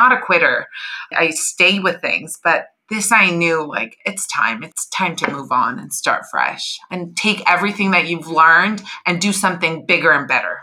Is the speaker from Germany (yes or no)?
no; Iran; moved away; I was born in Iran